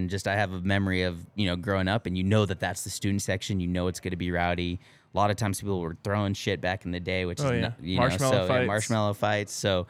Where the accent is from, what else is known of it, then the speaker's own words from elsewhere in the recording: Boulder, Colorado, United States; Went to Fairview High School in Boulder, Colorado, South Boulder.